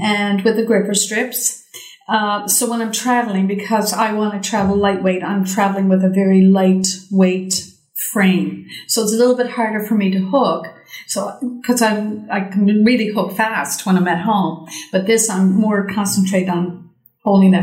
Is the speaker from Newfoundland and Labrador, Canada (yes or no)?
yes; St. John's, Newfoundland and Labrador, Canada; I'm originally from St. John's, Newfoundland